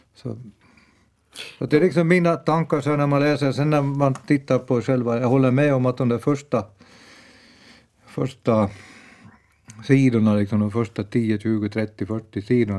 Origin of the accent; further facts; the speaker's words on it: Bromarv, Uusimaa, Finland; also born or lived in Ekenäs; jag växte upp i Bromarv